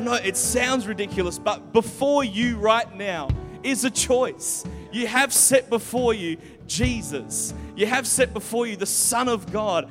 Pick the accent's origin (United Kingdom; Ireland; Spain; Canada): United Kingdom; England; born there; But I was born in England when my parents were planting a church there.